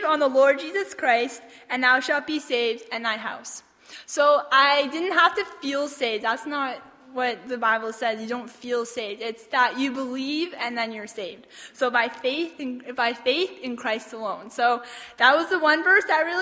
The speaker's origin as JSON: {"language": "English", "town": "Toronto", "region": "Ontario", "country": "Canada", "tie": "born or raised there", "said": "I was born in Toronto, Ontario, on April 19th, 1994."}